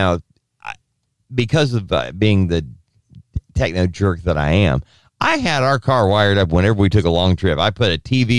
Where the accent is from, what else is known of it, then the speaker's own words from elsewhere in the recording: United States; we're Americans and we're American-centric